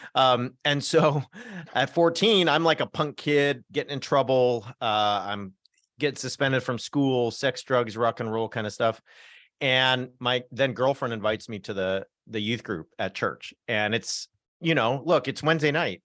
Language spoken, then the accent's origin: English; North Orange County, Southern California, United States; I come from North Orange County, so kind of on the border of L A County